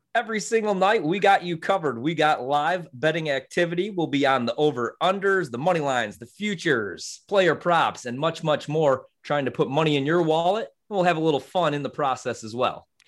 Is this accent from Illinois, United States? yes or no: yes; Chicago, Illinois, United States; moved away as an adult; now in Milwaukee, United States; I'm actually from uh, Chicago, Illinois, but I've spent the last four years in Milwaukee